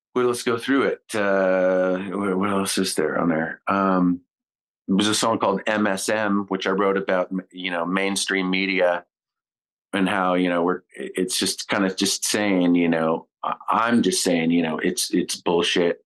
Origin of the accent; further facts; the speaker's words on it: Kitimat, British Columbia, Canada; my childhood in Kitimat